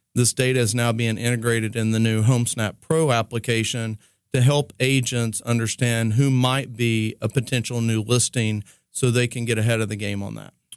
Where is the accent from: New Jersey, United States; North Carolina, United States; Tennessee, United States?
Tennessee, United States; East; moved away; I was growing up from East Tennessee